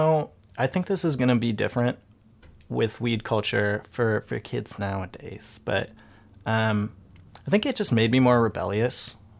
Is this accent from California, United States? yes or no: yes; California, United States; And I grew up in California, you know, and this was another thing that I would tell my parents